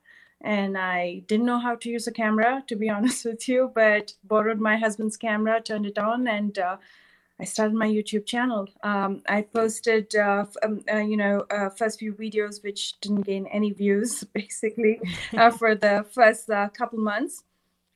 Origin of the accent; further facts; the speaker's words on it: Bangalore, Karnataka, India; moved away as an adult; now in San Francisco Bay Area, United States; I was born and raised in India, in Bangalore, which is in South India.